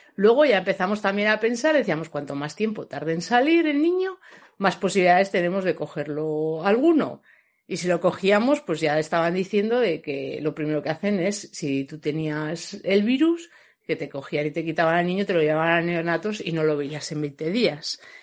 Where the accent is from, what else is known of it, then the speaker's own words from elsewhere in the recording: Logroño, La Rioja, Spain; nosotros somos de Logroño